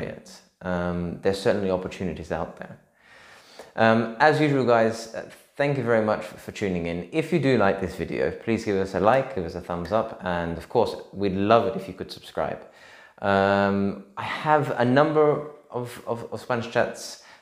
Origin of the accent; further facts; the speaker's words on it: Australia; also born or lived in London; now in Spain; I'm Australian, so the hot weather is kind of natural for me